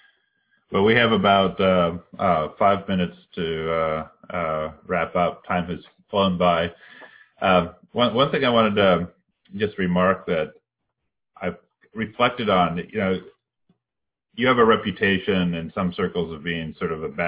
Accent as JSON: {"language": "English", "region": "Colorado", "country": "United States", "tie": "born or raised there", "said": "I grew up mainly in Colorado."}